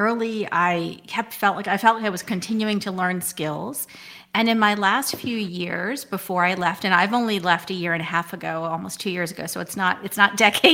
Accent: Whitehouse Station, New Jersey, United States; also born or lived in Ohio; I grew up in White House Station, New Jersey. That is a small town.

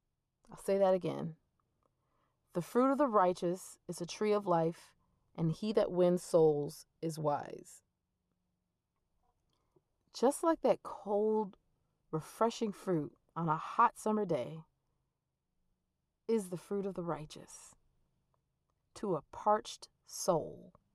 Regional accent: Georgia, United States; I spent a great portion of growing up in Georgia because that's where my dad retired.

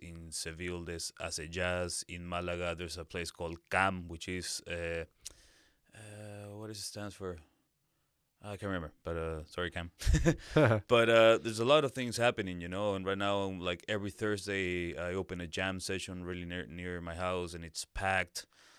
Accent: Lima, Peru; moved away as an adult; also born or lived in Brazil / Dublin, Ireland; now in Granada, Spain; I'm from Lima, Peru.

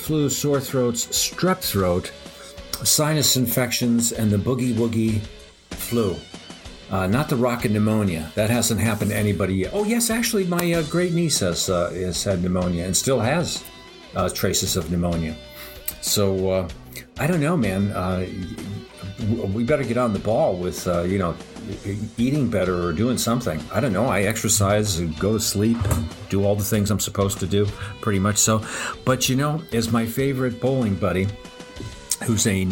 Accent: United States; I'm an American. I love my country

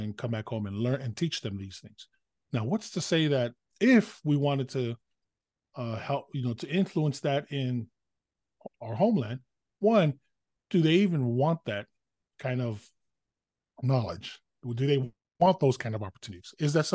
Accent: American Samoa; as an American Samoan

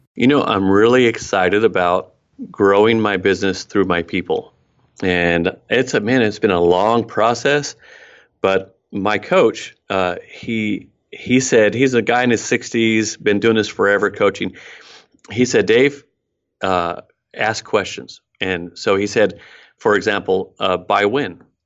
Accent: Oregon, United States; also born or lived in Mexico; I was born up in Oregon, uh, hiking boots all the time, that sort of thing.

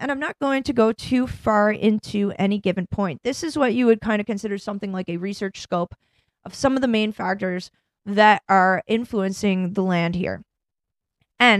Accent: Canada; moved away as an adult; also born or lived in Ireland / England / France; now in United States; I live here now and I've been working in America energy since 2014. I'm Canadian.

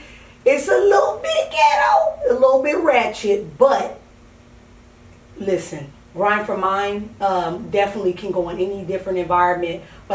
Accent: California, United States; moved away; I'm from California.

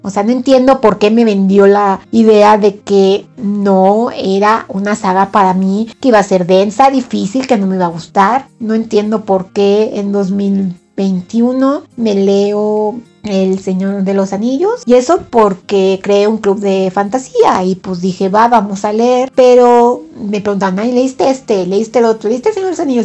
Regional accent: Mexico; soy de México

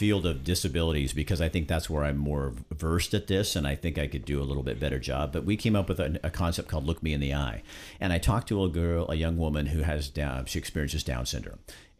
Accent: Oregon, United States; I was born in Oregon

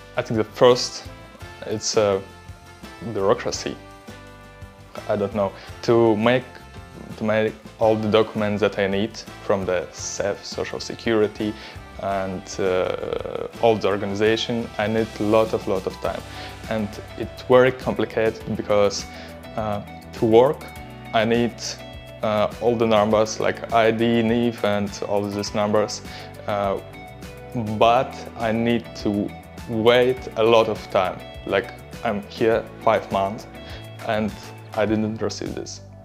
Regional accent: Belarus; English is a second language; moved away as an adult; now in Braga, Portugal; I'm from Belarus. I live here five months

